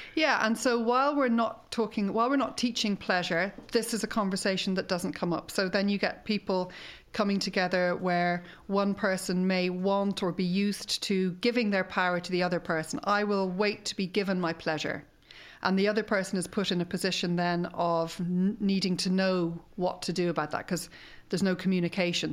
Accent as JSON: {"language": "English", "country": "Ireland", "said": "we struggle with as an Irish nation"}